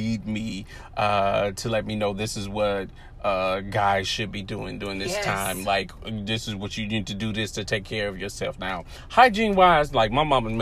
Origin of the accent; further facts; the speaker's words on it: the South, United States; I was raised in the South